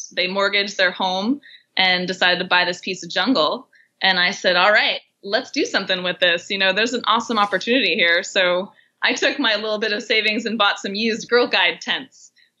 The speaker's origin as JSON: {"language": "English", "region": "Vermont", "country": "United States", "tie": "born or raised there", "moved": "as an adult", "lives_now": "Mexico", "said": "So I was born in Vermont. I'm a Northeast girl, and I survived many a cold Vermont winter."}